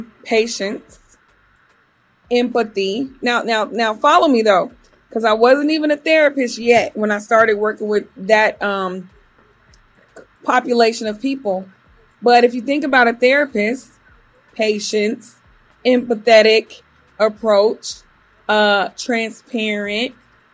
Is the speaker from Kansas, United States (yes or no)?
yes; Topeka, Kansas, United States; also born or lived in Germany; If someone says, where are you from? My story is I was born in Germany, raised all over, but I claim Kansas because that's where I grew up from elementary to high school.